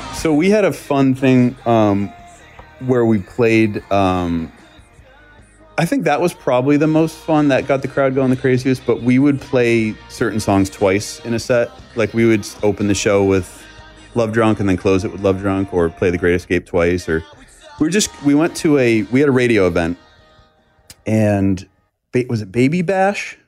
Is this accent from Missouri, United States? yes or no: no; Boston, Massachusetts, United States; moved away as an adult; also born or lived in Los Angeles; now in Nashville, United States; I grew up in the Northeast